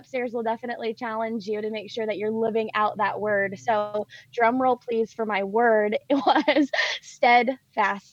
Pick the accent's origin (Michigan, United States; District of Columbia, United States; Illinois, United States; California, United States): California, United States; Oakland; my mom has actually never moved from the house that I was brought to from the hospital. It's in a little town called Oakland, California